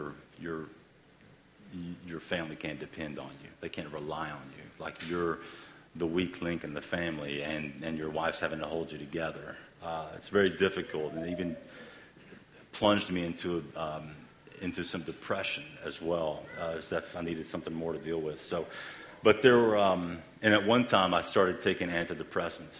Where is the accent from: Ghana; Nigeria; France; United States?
United States; the South; We're all from the South, so we all eat fried foods